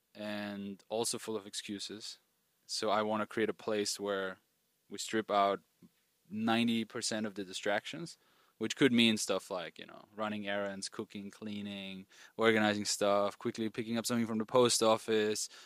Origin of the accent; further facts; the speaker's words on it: Austria; moved away; I grew up in Austria, rural, rural areas of Austria.